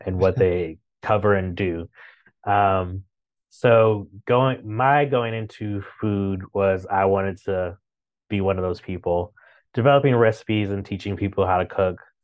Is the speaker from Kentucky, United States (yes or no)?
no; Chicago, Illinois, United States; moved away as an adult; also born or lived in Saint Louis / New York; now in Washington, D.C., United States; I grew up in Chicago